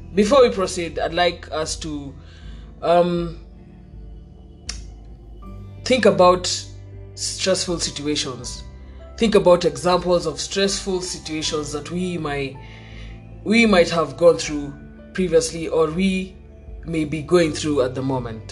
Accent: Kenya; as Kenyan youth

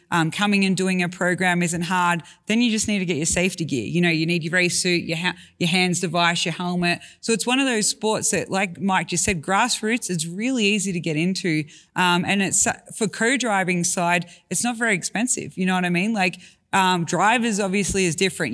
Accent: Australia; I grew up in Australia.

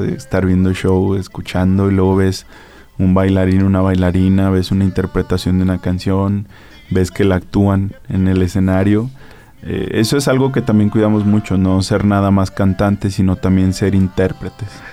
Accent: Aguascalientes, Mexico; tengo sangre hidrocálida, que soy de aquí de Aguascalientes

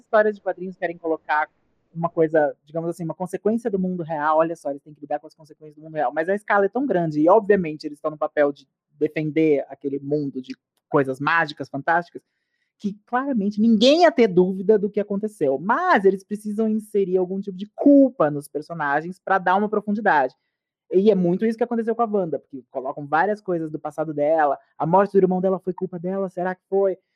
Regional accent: Brazil; nós brasileiros que assistimos muitas séries americanas

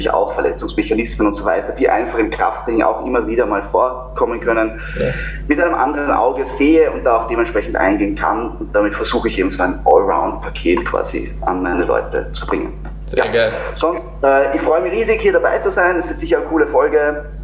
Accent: Vienna, Austria; zu mir nochmal, wie gesagt … ich komme aus Wien

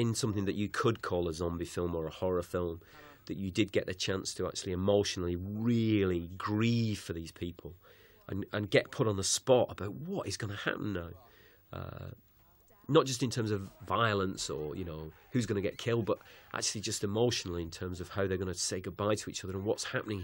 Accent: Manchester, North West England, United Kingdom; that's my hometown, Manchester

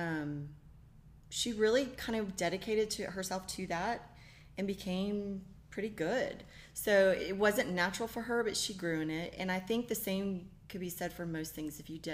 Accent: Fort Worth, Texas, United States; moved away as an adult; also born or lived in Daytona Beach, Florida / Waco, Texas; now in College Station, United States; grew up in Fort Worth, and my husband and I met at Baylor

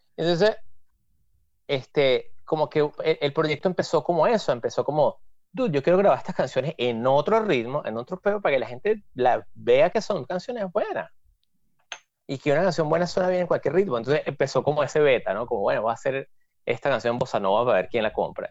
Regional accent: Venezuela; now in New York, United States; todos los venecos así somos

